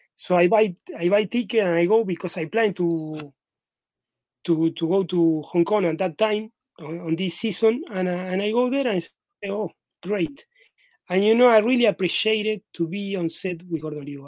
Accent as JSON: {"language": "English", "region": "Buenos Aires", "country": "Argentina", "tie": "born or raised there", "also_born_or_lived": "Madrid", "said": "I am in my hometown right now in Buenos Aires, in Argentina"}